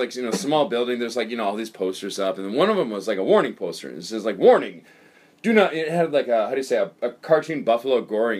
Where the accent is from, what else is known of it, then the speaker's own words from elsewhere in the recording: Illinois, United States; I'm from Illinois. I've never seen a buffalo.